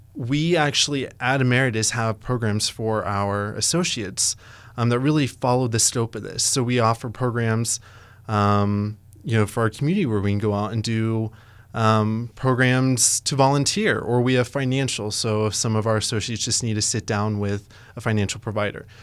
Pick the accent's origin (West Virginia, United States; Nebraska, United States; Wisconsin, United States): Nebraska, United States; Ogallala; now in Lincoln, United States; I'm actually originally from Ogallala, Nebraska